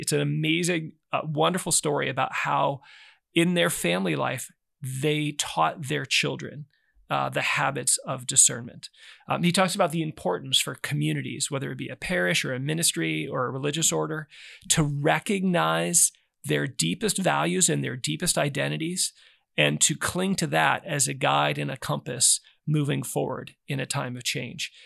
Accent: Nebraska, United States; growing up in Nebraska

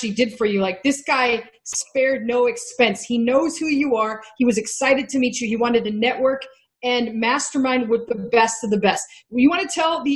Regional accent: Texas, United States; I'm from Texas

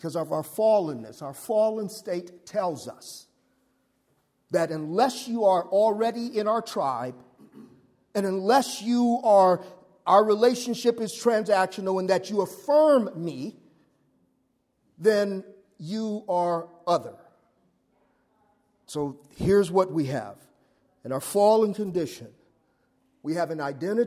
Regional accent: Los Angeles, California, United States; I grew up in South Central

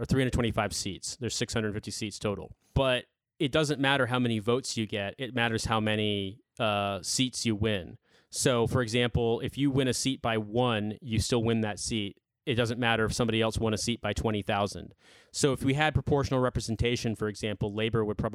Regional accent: Indianapolis, Indiana, United States; moved away as an adult; now in United Kingdom; I'm from Indianapolis originally

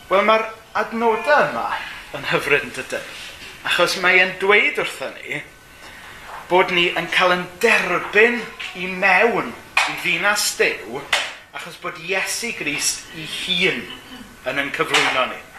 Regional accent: Gomes Coch, Wales, United Kingdom; now in Caernarfon, United Kingdom; dwi'n dod o Gomes Coch ac yn byw yng Nghernarfon.

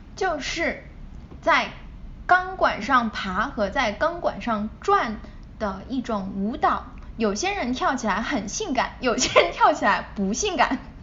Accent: China; moved away; 我从小在，嗯，国内长大

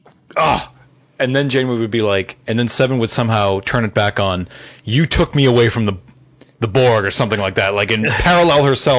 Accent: Boston, Massachusetts, United States; accent: Boston; I would say it in my Boston accent, have a happy new year.

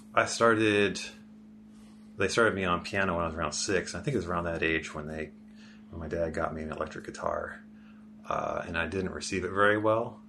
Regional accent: Bay Area, California, United States; also born or lived in San Diego; now in Portland, United States; I grew up in the Bay Area

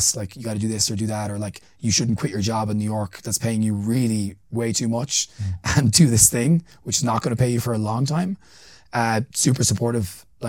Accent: Ireland; I'm an Irish person. Like, I'm not from here. You know, I stand out like a sore thumb in certain places.

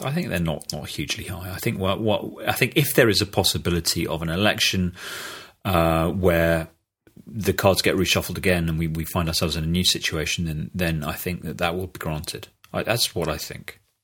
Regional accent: United Kingdom; speaking as a Brit

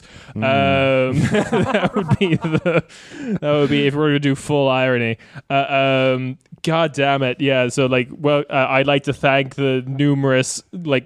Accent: Ireland; now in Germany; as an Irish person

